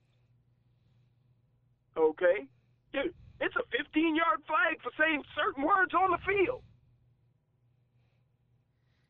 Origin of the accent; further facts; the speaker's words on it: New Orleans, Louisiana, United States; moved away as an adult; also born or lived in Ann Arbor, Michigan / Miami, Florida; I'm from New Orleans, okay? I'm from the South, the real South.